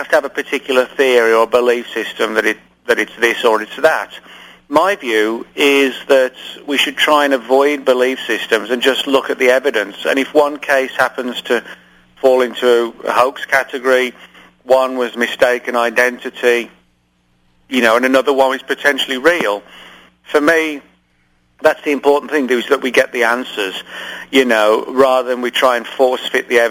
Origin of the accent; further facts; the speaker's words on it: England, United Kingdom; moved away; I grew up in England